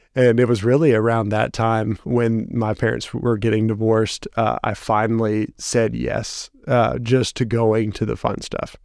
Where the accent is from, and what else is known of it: Dickson County, Tennessee, United States; born or raised there; also born or lived in Toledo, Ohio